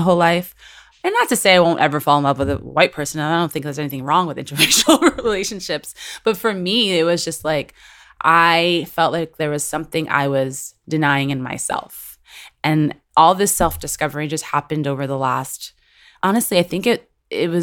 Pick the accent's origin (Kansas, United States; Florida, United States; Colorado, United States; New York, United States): New York, United States; New York City; now in Los Angeles, United States; I will always at the core and in my heart be a Latina, Dominican American from New York City